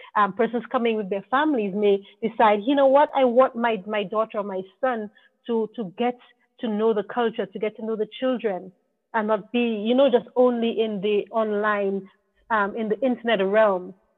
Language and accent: English; Dominica; we are English speaking country, but we also speak a French Creole called patois